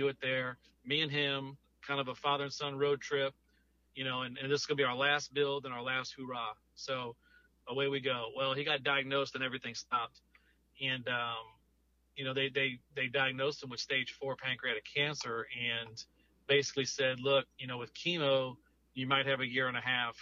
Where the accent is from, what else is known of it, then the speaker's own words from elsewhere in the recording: Louisiana, United States; moved away as an adult; now in Gulf Coast, United States; I moved to the Gulf Coast in 2011, but I'm originally from Louisiana.